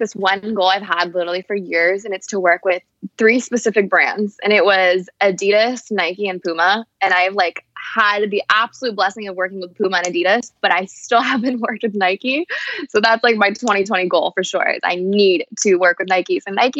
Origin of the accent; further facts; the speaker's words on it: Paris, Île-de-France, France; Yeah, like I said, I'm originally from Paris. So I've been traveling since I was really young. Like the first time I ever flew alone, I think I was like 8.